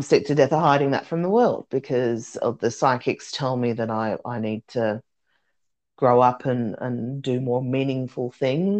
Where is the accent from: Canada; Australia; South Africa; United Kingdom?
Australia; I'm Australian.